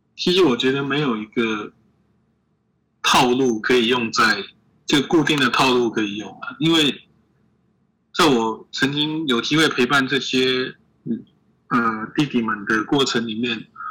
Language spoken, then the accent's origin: Chinese; Taiwan; 我们台湾人